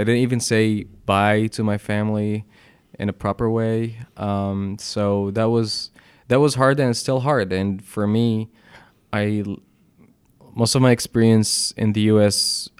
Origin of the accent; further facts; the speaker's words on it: Alexandria, Alexandria Governorate, Egypt; moved away as an adult; also born or lived in Kuwait / Gulf countries / Philadelphia; now in New York, United States; I grew up in Alexandria.